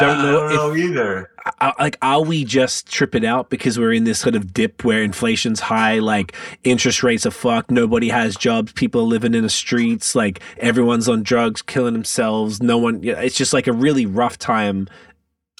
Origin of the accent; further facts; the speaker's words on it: Australia; moved away as an adult; now in Canada; I'm from Australia